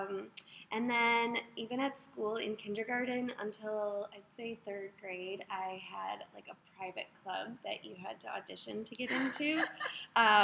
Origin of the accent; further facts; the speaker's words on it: Wisconsin, United States; moved away as an adult; now in Ohio, United States; I'm from Wisconsin, but I've lived in Ohio for like 3 years